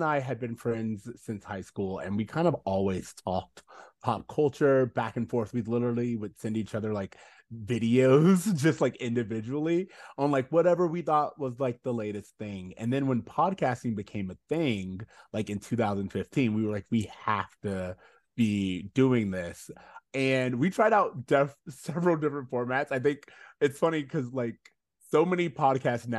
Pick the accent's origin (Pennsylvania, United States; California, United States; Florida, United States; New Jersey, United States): Florida, United States; Orlando; moved away; We are from Orlando originally